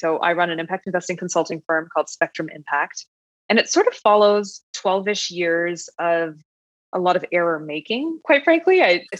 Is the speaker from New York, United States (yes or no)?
yes; New York, United States; And as a New Yorker, that's a hard thing to come by.